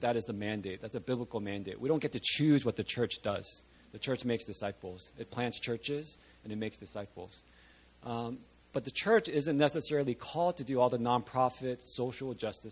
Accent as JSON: {"language": "English", "region": "Virginia", "country": "United States", "tie": "born or raised there", "moved": "yes", "said": "I grew up in Virginia, not too far from Pastor Christian"}